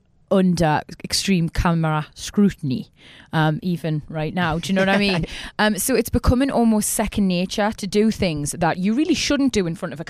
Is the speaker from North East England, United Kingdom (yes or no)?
yes; Newcastle upon Tyne, North East England, United Kingdom; accent: Geordie; moved away as an adult; now in South of England; I've relocated here now and I'm a bit of a novelty. The Geordie accent's quite musical. We always go up at the end. I think people are drawn to it. We're a friendly accent.